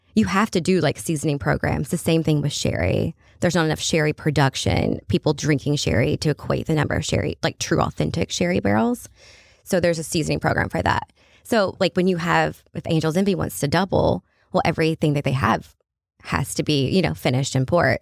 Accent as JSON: {"language": "English", "region": "Kentucky", "country": "United States", "said": "I work for a French company and I'm from Kentucky"}